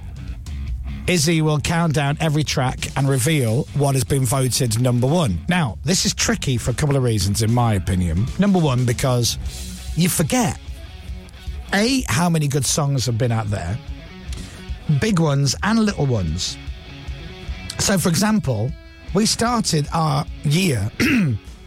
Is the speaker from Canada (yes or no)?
no; Leeds, Yorkshire and the Humber, United Kingdom; I'm from Leeds